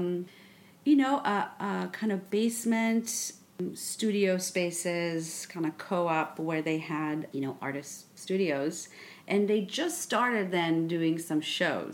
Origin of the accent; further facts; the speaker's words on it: Israel; also born or lived in Paris, France; now in New York, United States; I grew up in Israel and I went to school in Paris. And then I moved to New York